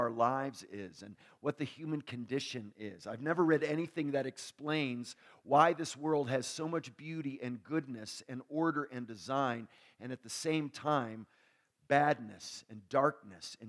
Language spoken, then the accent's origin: English; New York, United States; I grew up near New York